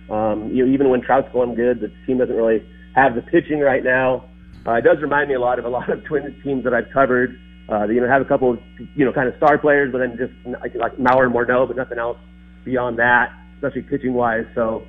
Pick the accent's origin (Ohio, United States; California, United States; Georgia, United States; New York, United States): California, United States; Los Angeles County; moved away; I grew up in Los Angeles County, but not too far from Anaheim, still, though.